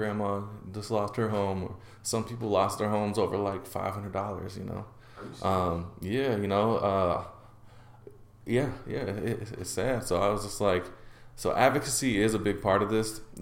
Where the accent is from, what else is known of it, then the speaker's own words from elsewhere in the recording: Portland, Oregon, United States; growing up in Portland and being in Portland how much neighborhoods changed